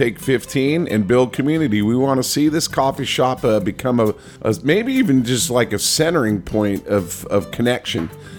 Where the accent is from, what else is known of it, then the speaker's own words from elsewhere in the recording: United States; I'm American.